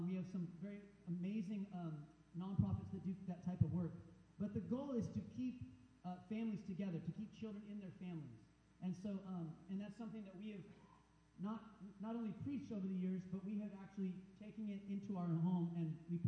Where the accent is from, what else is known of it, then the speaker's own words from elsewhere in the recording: United States; being an American